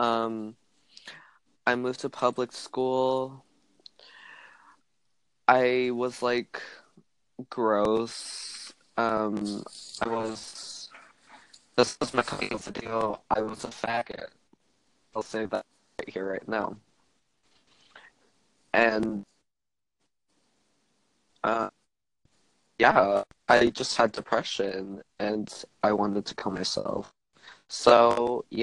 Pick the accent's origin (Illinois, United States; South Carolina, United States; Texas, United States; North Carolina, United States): Texas, United States; Houston; also born or lived in Brooklyn, New York; I live in a small suburb outside of Houston. I've lived here basically my whole life, except for I was born in New York, and I lived there for 2 years